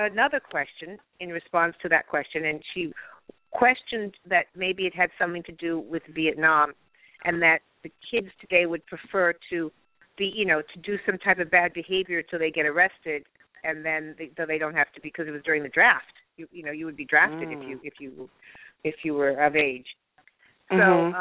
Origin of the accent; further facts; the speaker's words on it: Beverly Hills, California, United States; I grew up in Beverly Hills, California